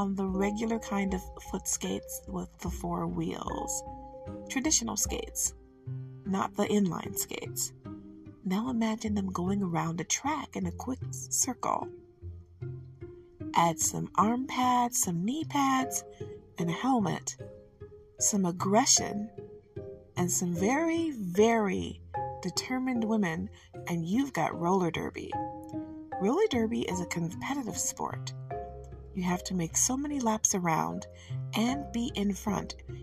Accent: Detroit, Michigan, United States; I'm from Detroit, even though I live about a mile or so outside of the city limit now, but I was born and bred there

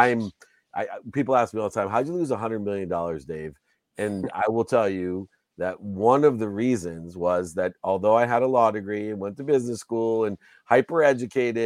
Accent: Akron, Ohio, United States; now in California, United States; my hometown of Akron, Ohio

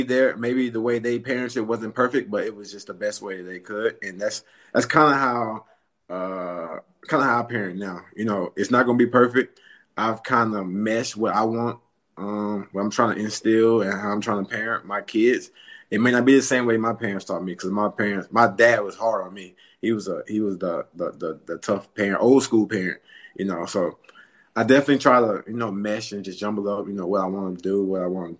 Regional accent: West Monroe, Louisiana, United States; moved away as an adult; also born or lived in Dallas, Texas / Minnesota / Atlanta, Georgia; now in Charlotte, United States; I'm from Louisiana, West Monroe, Louisiana. I grew up in Louisiana, North Louisiana

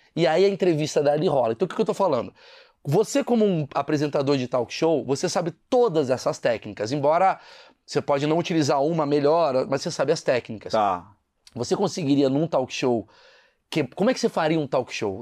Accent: Brazil; eu sou do Brasil

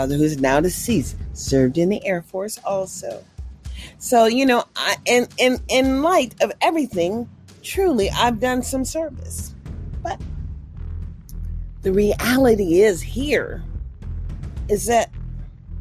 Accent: Mississippi, United States; now in California, United States; I was born from Mississippi

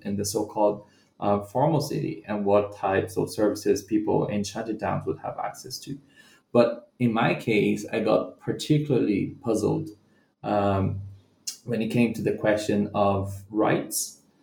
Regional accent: Brazilian Midwest, Brazil; moved away as an adult; also born or lived in Bahia, Brazil / Rio de Janeiro, Brazil / United Kingdom; now in Salvador, Brazil; I'm not from the city of Rio, and I'm from the Brazilian Midwest

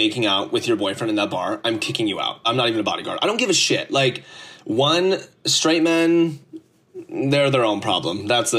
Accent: Mount Prospect, Illinois, United States; moved away as an adult; now in New York City, United States; So I've been living in New York City for about a year and a half now. I moved here from the Chicago suburbs, grew up in Mount Prospect, Illinois. I went to high school there, went to college also in Illinois.

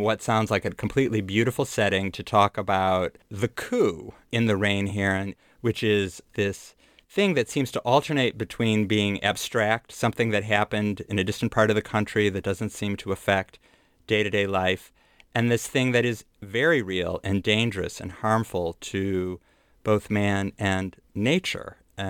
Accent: Lake Michigan, Midwest, United States; I grew up on Lake Michigan, which has kind of yellow, sandy beaches, and the water is very cold there as well.

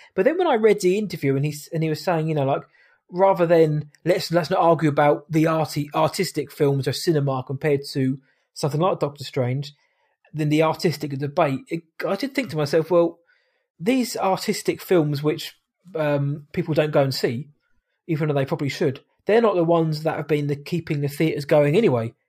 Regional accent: United Kingdom; I am British

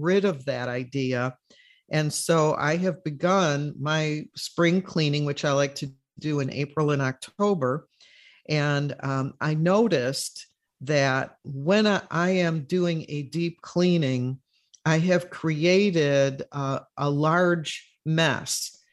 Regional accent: Chicago, Illinois, United States; now in Florida, United States; when I was growing up in Chicago

